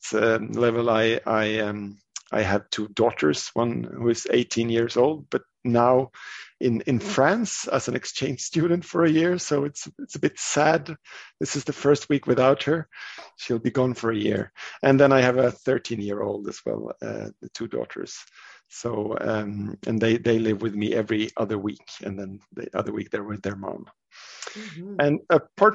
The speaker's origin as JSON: {"language": "English", "country": "Sweden", "said": "I'm from Sweden, and I work as a physician."}